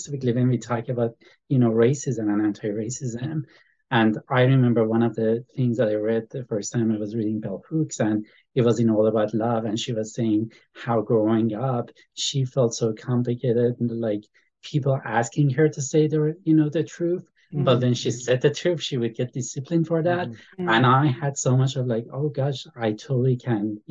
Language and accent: English; Iran; now in United States; I came to the United States. I'm from Iran